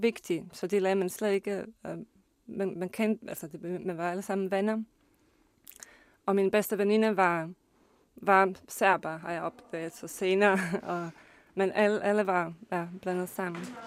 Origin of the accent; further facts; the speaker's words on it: Bosnia & Herzegovina; Danish is a second language; now in Denmark; kommer jeg selv fra Bosnien og Herzegovina og kan huske uh, den uh, uddannelsessystem og den skole, jeg har gået selv på